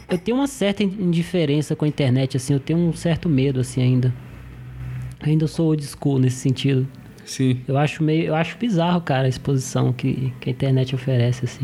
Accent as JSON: {"language": "Portuguese", "town": "Brasília", "region": "Federal District", "country": "Brazil", "said": "Sou de Brasília."}